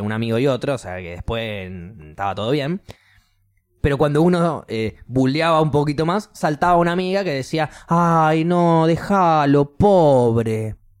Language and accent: Spanish; Argentina; moved away; soy argentino